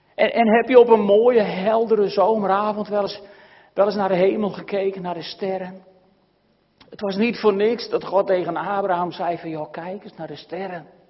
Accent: Netherlands

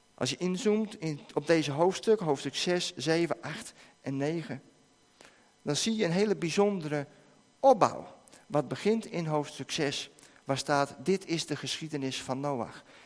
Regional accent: Netherlands; van ons als Nederlanders

